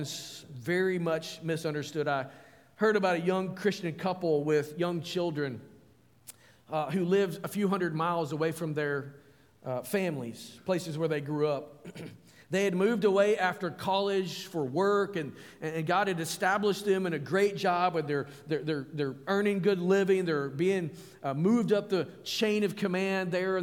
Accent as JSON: {"language": "English", "region": "Arkansas", "country": "United States", "also_born_or_lived": "Alabama", "moved": "yes", "lives_now": "Powhatan, United States", "said": "I'm from Arkansas"}